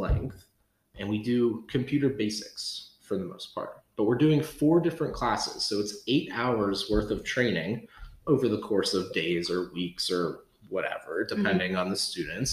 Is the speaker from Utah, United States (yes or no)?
no; Pittsburgh region, Pennsylvania, United States; after I graduated from college, moved back to the Pittsburgh region